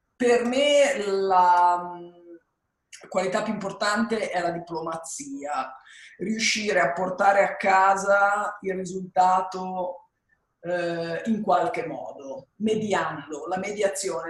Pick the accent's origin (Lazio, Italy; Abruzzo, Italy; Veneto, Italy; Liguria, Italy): Liguria, Italy; Genoa; Io sono nata a Genova, sono italiana